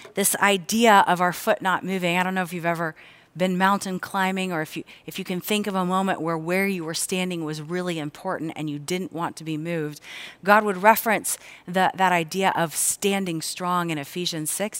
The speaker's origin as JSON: {"language": "English", "town": "Cincinnati", "region": "Ohio", "country": "United States", "tie": "born or raised there", "said": "I grew up here in the Cincinnati area"}